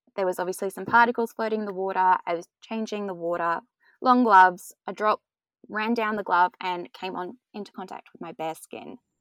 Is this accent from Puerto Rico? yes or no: no; Australia; Growing up in Australia